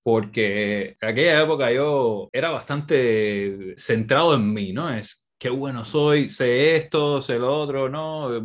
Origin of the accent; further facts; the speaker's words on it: Cuba; now in Barcelona, Spain; Yo soy cubano